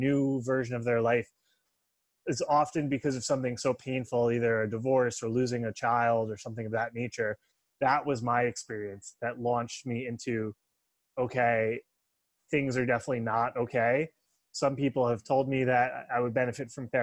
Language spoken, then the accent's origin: English; Long Island, New York, United States; I'm from New York originally. I live in Manhattan now. And I grew up on Long Island